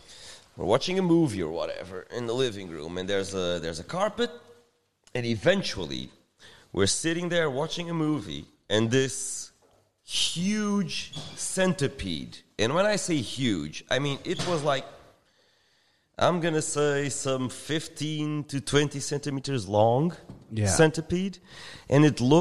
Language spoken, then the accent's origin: English; Australia; when we're from Australia describing, you know, like huge nuclear cockroaches.